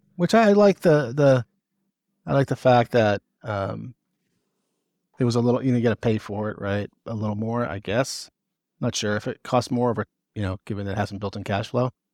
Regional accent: Northeast, United States; I'm from the Northeast

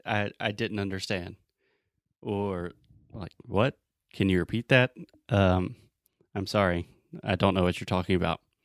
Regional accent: Southern US, United States; accent: Southern; I have a Southern accent.

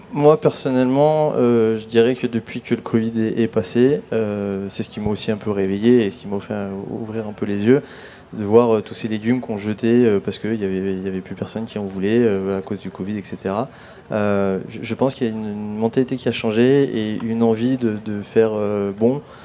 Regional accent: Grenoble, Auvergne-Rhône-Alpes, France; moved away as an adult; now in La Ciotat, France; je suis grenoblois, mais ça fait 12 ans que j'habite La Ciotat et que je travaille à Marseille

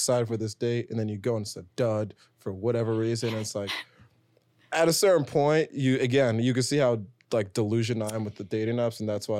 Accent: New York City, New York, United States; It was like, we don't want to make it seem like we're laughing at you, but we're just from New York City.

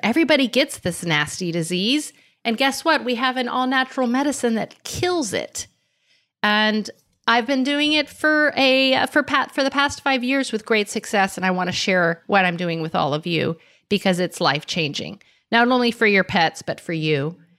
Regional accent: Miami, Florida, United States; I grew up in Miami on a canal on an acre of land

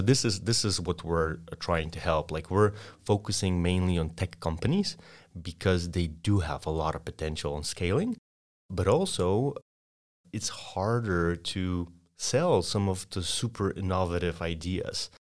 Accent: Poland; English is a second language; moved away as an adult; also born or lived in Austin, Texas; Sorry for my accent, but I'm an exchange student from Poland.

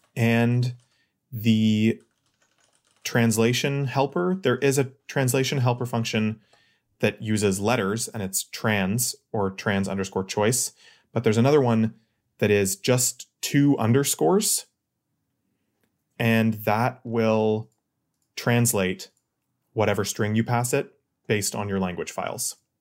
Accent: Ottawa, Ontario, Canada; I'm from Ottawa

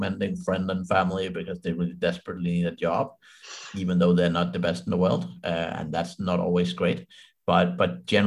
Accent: Denmark; I'm from Denmark

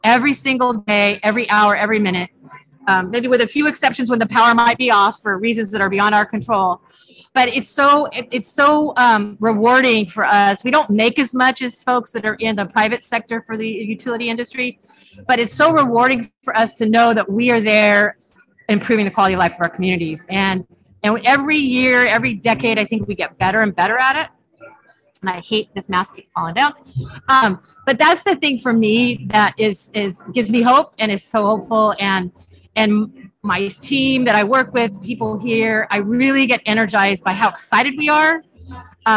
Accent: California, United States; I'm from California

